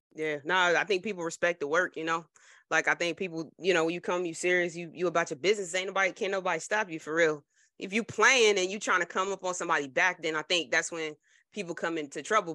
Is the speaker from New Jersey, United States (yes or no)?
yes; New Jersey, United States; I'm from Jersey